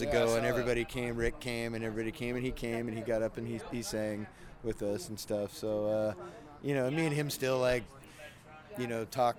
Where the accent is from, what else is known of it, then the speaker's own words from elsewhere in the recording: Sacramento, California, United States; I grew up in Sacramento